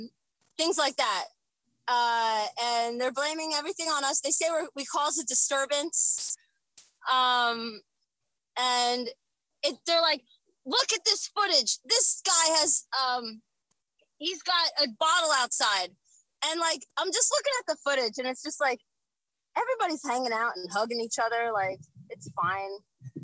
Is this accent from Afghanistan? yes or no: no; Lawrenceville, New Jersey, United States; also born or lived in Trenton, New Jersey; I was born in Trenton